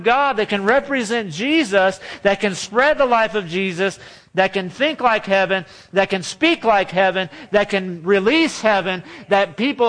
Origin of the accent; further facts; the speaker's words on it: California, United States; now in Texas, United States; Or when I was from California, you might say, oh, you have an accent from California. I'm like, no, we don't have an accent in California. What are you talking about?